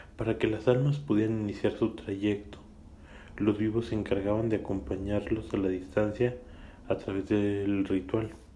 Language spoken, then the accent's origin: Spanish; Mexico; aquí en mi país natal, México.